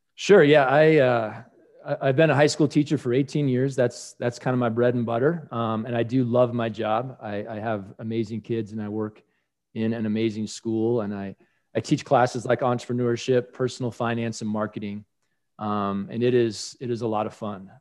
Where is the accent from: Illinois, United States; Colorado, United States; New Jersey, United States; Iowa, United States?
Colorado, United States; in my home state of Colorado